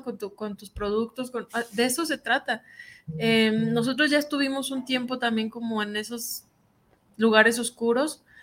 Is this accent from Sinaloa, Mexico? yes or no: yes; Sierra de Sinaloa, Mexico; moved away; yo vengo de la sierra de Sinaloa, donde no conoce uno ni las chanclas, donde no hay comida, no había luz, andábamos llenas de piojos